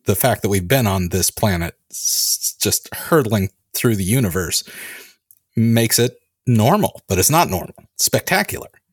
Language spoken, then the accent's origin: English; California, United States; I grew up in California